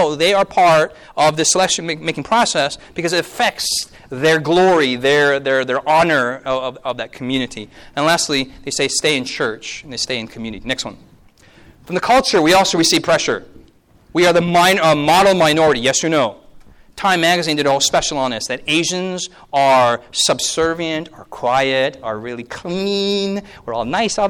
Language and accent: English; Delaware, United States; Oh, I'm from Delaware. No, where are you really from? No, I don't know, like, from America.